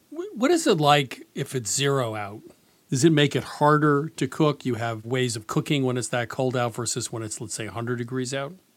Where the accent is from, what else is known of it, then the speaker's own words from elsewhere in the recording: the East, United States; I'm from the East